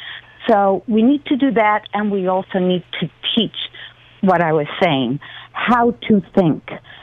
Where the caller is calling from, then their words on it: Hemet, California, United States; Hemet, California.